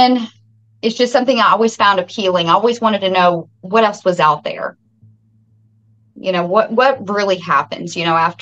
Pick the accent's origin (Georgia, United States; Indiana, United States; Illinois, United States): Indiana, United States; Salem; born and raised right here in Washington County, Salem